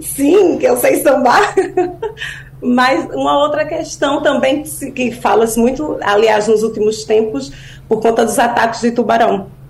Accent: Pernambuco, Brazil; accent: Pernambucano; moved away as an adult; now in Portugal; sotaque pernambucano tá aqui.

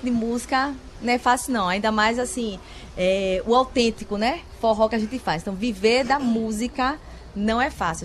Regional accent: Vitória de Santo Antão, Pernambuco, Brazil; eu sou vitoriense de nascimento, de coração

